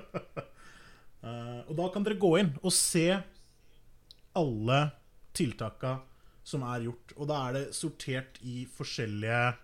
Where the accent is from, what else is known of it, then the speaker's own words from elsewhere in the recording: Norway; jeg er norsk